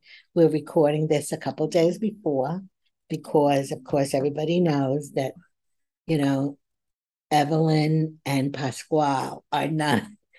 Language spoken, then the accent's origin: English; United States